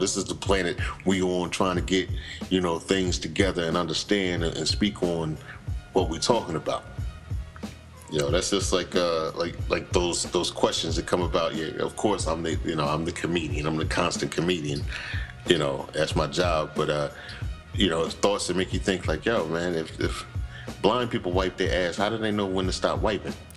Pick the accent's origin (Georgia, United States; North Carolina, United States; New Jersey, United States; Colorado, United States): New Jersey, United States; Morristown; We're from New Jersey